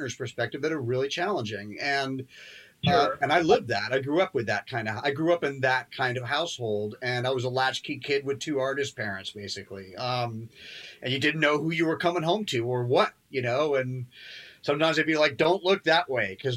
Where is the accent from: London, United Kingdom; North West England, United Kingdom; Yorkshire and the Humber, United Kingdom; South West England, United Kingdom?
London, United Kingdom; moved away; I was born in London